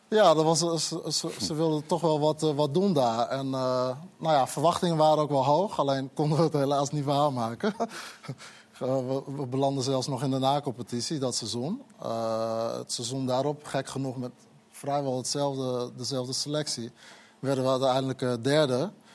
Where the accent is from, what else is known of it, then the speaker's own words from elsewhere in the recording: Groningen, Netherlands; ik kwam ook uit Groningen natuurlijk. Ik kwam ook uit, uit de wijk, parkwijk waar het oude stadion ook nog stond